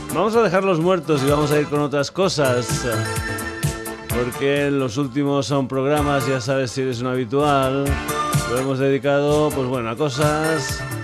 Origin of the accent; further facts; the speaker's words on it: Extremadura, Spain; en mi tierra, en Extremadura